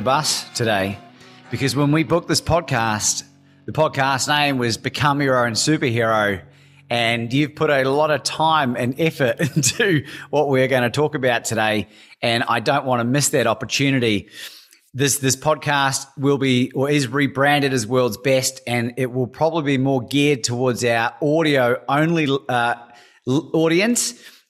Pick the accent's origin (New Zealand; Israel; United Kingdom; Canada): New Zealand; also born or lived in Australia; the culture in which I grew up in New Zealand and Australia, being exposed to a lot of English and South African cultures